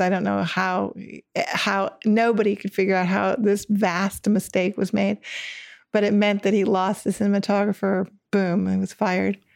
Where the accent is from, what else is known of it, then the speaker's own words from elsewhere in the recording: Ann Arbor, Michigan, United States; grew up in, in Michigan